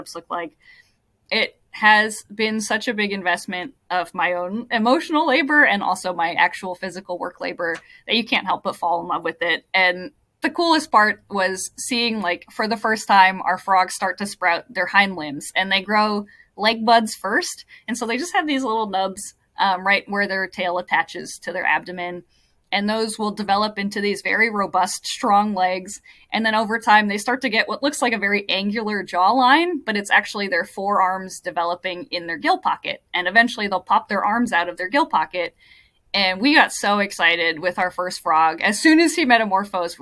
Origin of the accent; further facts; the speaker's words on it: Hawaii, United States; moved away; I grew up in Hawaii